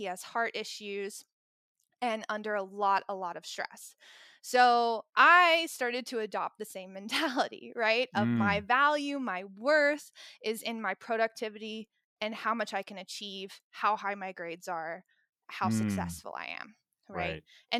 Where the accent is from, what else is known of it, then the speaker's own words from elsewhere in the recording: Tennessee, United States; Anyway, so I grew up in Tennessee, and I come from a family where my dad is a doctor